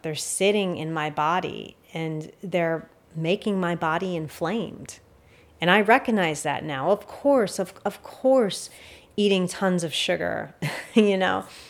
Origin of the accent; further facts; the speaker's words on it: United States; as an American or someone living in the West